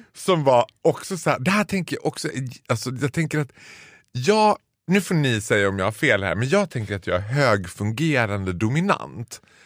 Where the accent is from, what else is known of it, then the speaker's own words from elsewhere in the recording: Borlänge, Dalarna County, Sweden; accent: Dalmål; moved away; i mitt pass står det inte birthplace Falun, det står birthplace Stora Tuna.